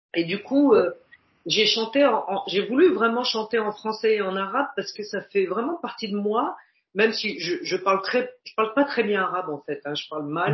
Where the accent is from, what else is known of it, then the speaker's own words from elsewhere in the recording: Paris, Île-de-France, France; avec mon allure de titi parisien